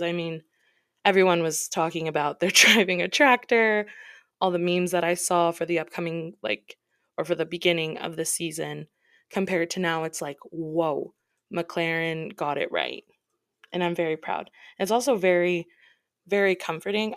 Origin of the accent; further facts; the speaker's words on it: Midwest, United States; I'm from the States, the Midwest